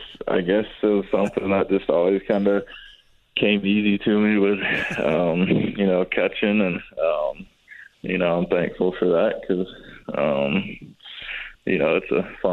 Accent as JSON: {"language": "English", "town": "Greensboro", "region": "North Carolina", "country": "United States", "tie": "born or raised there", "also_born_or_lived": "Holly Springs, North Carolina", "said": "So, born and raised in Greensboro, North Carolina. Went to Wesleyan Christian Academy in high school, then, you know, went to North Carolina State, and me and my fiance just got an apartment here in Holly Springs"}